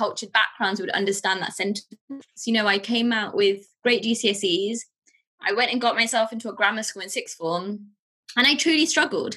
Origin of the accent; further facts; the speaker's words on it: England, United Kingdom; also born or lived in Pakistan; So I moved from Pakistan to England with my family when I was around turning five